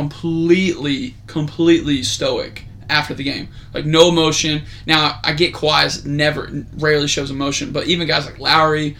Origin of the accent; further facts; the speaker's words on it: Canada; as a Canadian